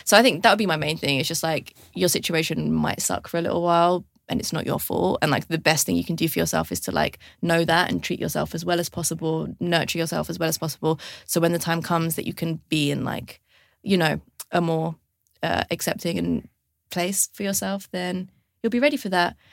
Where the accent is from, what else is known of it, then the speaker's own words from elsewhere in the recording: London, United Kingdom; I grew up in London